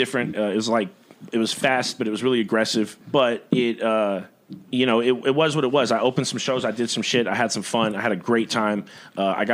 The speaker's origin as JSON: {"language": "English", "town": "San Angelo", "region": "Texas", "country": "United States", "tie": "born or raised there", "said": "I was born here in San Angelo. I've been here 34 years, minus like maybe a year and a half in Denton, and I guess like 8 months in Ingram, Texas. And yeah, man, I was raised here by my mom"}